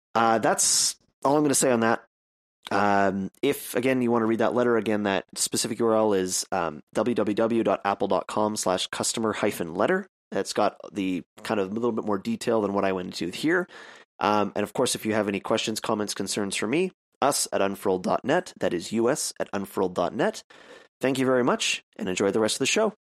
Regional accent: Canada; I'm a Canadian

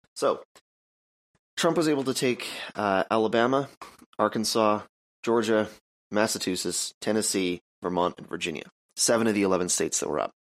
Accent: Canada; I'm Canadian.

